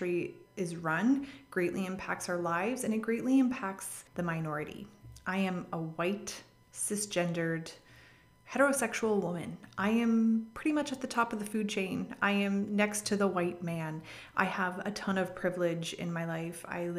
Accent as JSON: {"language": "English", "country": "Canada", "said": "I'm not American, I am Canadian."}